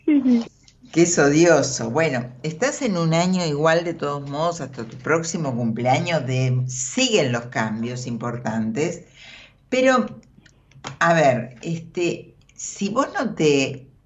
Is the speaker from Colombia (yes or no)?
no; Argentina; De Buenos Aires.